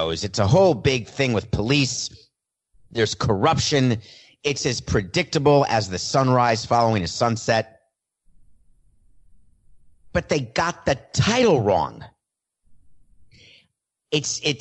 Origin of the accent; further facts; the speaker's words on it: New York, United States; I grew up in New York